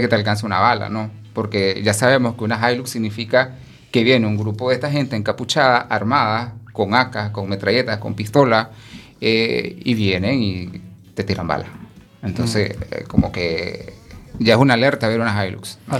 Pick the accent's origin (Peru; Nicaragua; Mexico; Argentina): Nicaragua; now in Spain; como nicaragüense